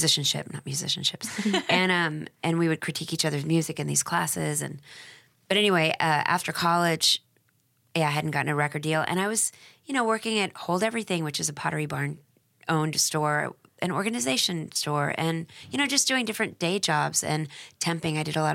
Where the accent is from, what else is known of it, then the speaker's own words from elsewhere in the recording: Dallas, Texas, United States; moved away; also born or lived in New York; I'm from Dallas.